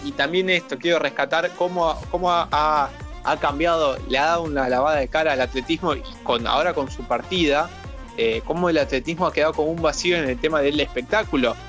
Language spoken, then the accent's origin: Spanish; Argentina; nosotros somos argentinos